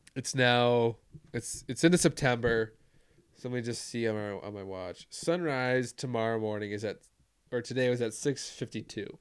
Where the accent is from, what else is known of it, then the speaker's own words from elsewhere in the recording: United States; I'm an American